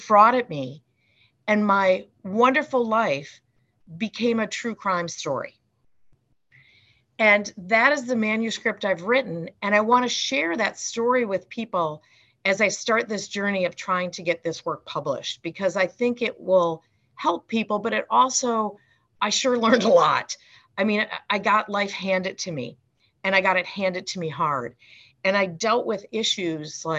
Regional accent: Wisconsin, United States; now in Chicago, United States; I had a wonderful childhood growing up in Wisconsin with two loving, caring parents

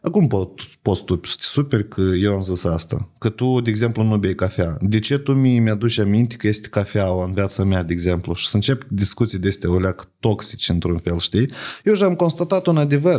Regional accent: Moldova; noi ca moldoveni

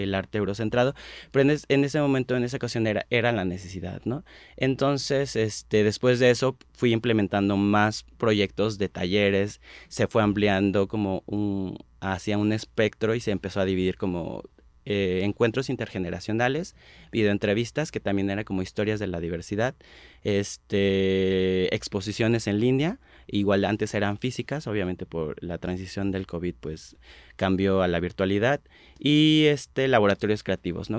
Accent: State of Mexico, Mexico; yo soy del Estado de México, yo soy una marica, pues sí, rural

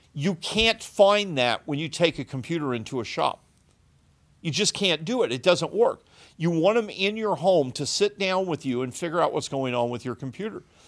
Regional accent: Southern Illinois, United States; born or raised there

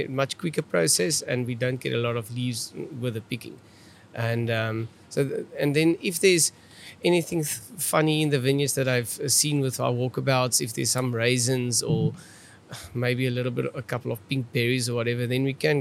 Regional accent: South Africa; accent: Afrikaans; my Afrikaans accent

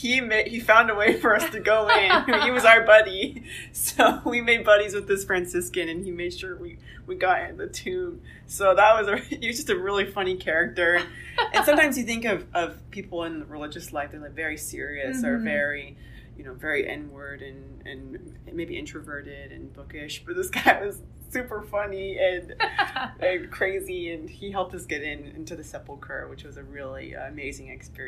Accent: Texas, United States; I'm from Texas. I grew up in this part, but a lot of my family's in this part, and in Central Texas.

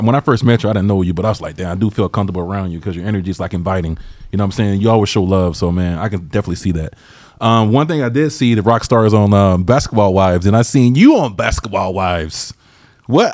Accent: Georgia, United States; moved away; I'm from Georgia originally

